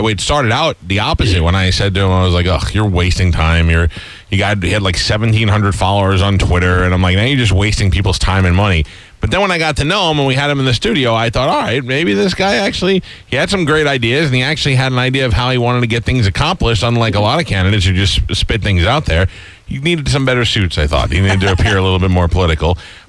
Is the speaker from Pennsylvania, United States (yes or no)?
no; New York, United States; accent: New York; every once in a while when I'm yelling at somebody, you get a little bit of New York slips back into me.